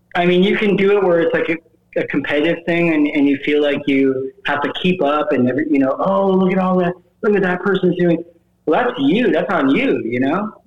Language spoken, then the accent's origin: English; the Midwest, Iowa hometown bordering South Dakota, United States; growing up in the Midwest